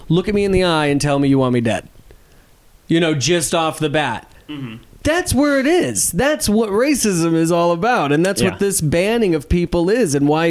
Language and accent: English; Charleston, South Carolina, United States; also born or lived in Panama City, Florida; I went to high school in Charleston, South Carolina, and then didn't pass my senior year, so I got to do it again in Panama City, Florida.